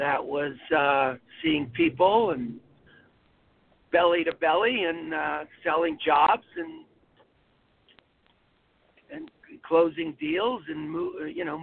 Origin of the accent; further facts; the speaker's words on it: Los Angeles, California, United States; I was born in California. I grew up in Los Angeles, Woodland Hills